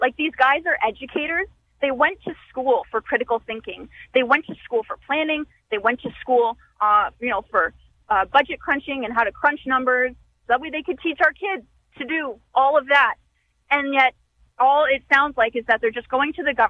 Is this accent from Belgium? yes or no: no; Ontario, Canada; now in Saskatoon, Canada; I'm originally from Ontario